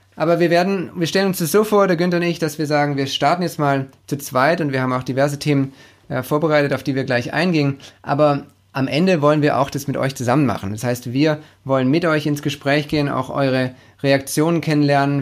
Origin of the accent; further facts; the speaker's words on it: Stuttgart, Baden-Württemberg, Germany; accent: Swabian; Ich bin gebürtiger Stuttgarter, äh, ein Schwabe